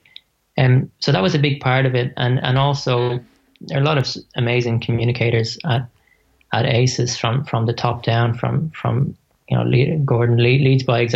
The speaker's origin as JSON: {"language": "English", "town": "Dublin", "region": "Leinster", "country": "Ireland", "moved": "as an adult", "lives_now": "Australia", "said": "I'm from Dublin. I'm Australian now, but but yeah, I came from Dublin."}